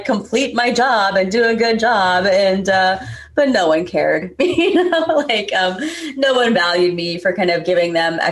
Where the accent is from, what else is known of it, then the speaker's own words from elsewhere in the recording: United States; being American born and raised, but also South Asian